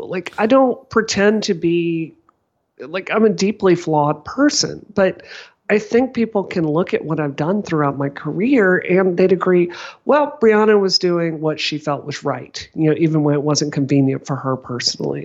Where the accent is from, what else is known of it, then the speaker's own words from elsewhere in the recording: Mississippi, United States; now in Massachusetts, United States; I grew up in Mississippi